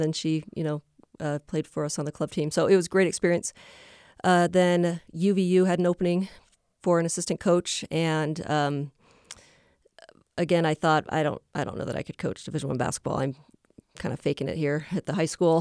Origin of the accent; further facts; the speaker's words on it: Boise, Idaho, United States; I grew up in Boise, Idaho